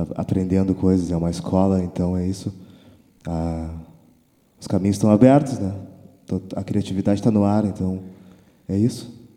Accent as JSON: {"language": "Portuguese", "town": "Rio Grande", "region": "Rio Grande do Sul", "country": "Brazil", "said": "eu me identificar muito com com o lugar de onde eu venho, que é Rio Grande"}